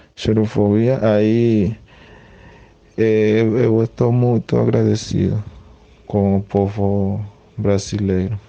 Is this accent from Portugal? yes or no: no; Acarigua, Portuguesa, Venezuela; Portuguese is a second language; moved away as an adult; now in Paraíba, Brazil; Sou venezuelano